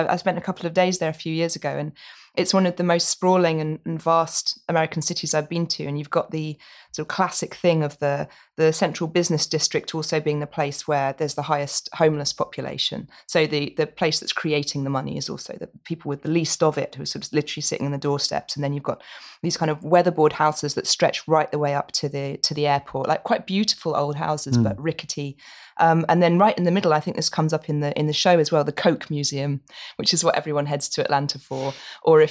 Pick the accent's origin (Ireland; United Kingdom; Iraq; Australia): United Kingdom; Norfolk, East of England; growing up in Norfolk